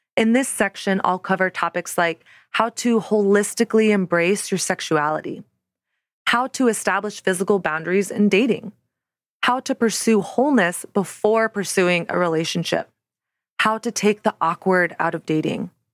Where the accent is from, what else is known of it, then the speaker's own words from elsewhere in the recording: the South, United States; now in Brooklyn, United States; I grew up in the South in the nineties and early two thousands